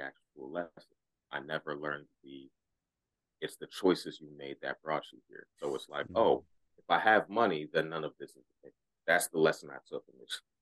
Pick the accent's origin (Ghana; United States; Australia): Ghana; I'm Ghanaian, right? So our uh, our traditional religion